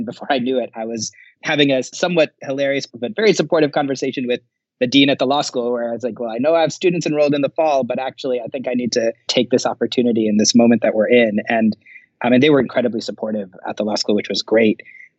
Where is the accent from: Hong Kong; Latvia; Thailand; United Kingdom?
Thailand; also born or lived in New York, United States; Bangladeshi American by background, really kind of grew up all over. My dad used to work for the UN. I was born in New York, so I'm the anchor baby in our family, but grew up a large part of my childhood in Thailand and in the global South.